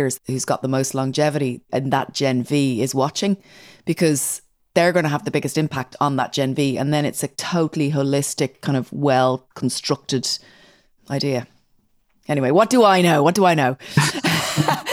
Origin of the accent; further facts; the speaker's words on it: Ireland; I'm Irish